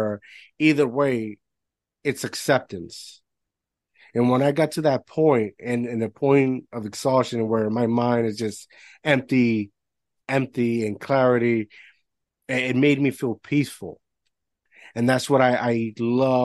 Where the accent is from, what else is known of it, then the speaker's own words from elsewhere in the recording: Puerto Rico; moved away; although I'm American, I grew up in Puerto Rico